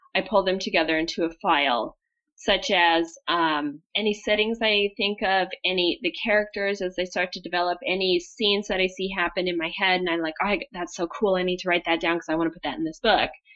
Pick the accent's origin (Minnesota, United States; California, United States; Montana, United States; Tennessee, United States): Montana, United States; I grew up in Montana